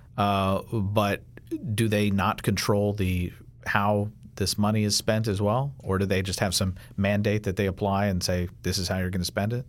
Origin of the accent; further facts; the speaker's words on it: Kentucky, United States; I'm from Kentucky